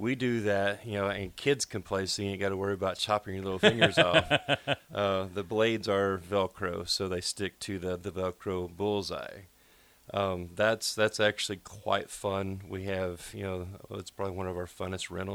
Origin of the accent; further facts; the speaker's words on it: Arkansas, United States; now in Nebraska, United States; I'm from Arkansas